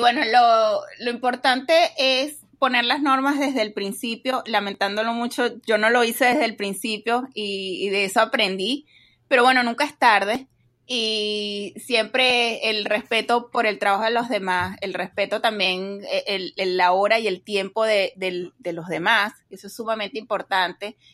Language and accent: Spanish; Venezuela; moved away as an adult; now in Dallas, United States; soy venezolana, eh, tengo más o menos unos 15 años en Estados Unidos, vivo en Texas